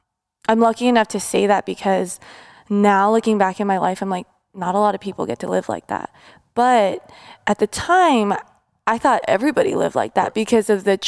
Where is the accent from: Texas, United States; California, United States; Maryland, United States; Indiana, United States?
California, United States; La Cañada Flintridge; I grew up in La Cañada. I grew up like right up Angeles Crest. And you know, we lived in such a, I would say well off